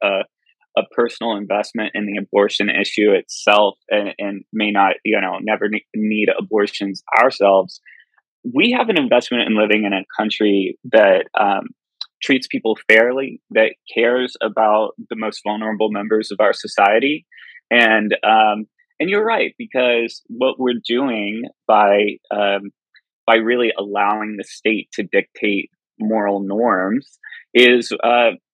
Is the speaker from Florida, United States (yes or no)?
no; outside Houston, Texas, United States; moved away; So I grew up in Texas, grew up on a farm outside of Houston. Country boy to my core.